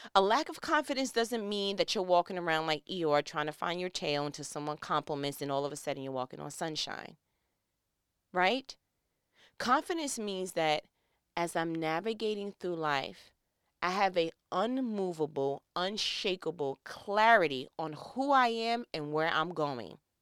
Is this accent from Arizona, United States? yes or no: no; New York, United States; I'm from New York